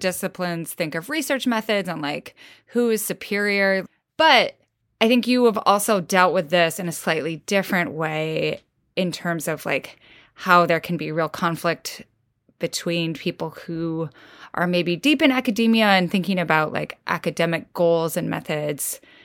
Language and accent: English; Midwest, United States; I'm from the Midwest, sort of.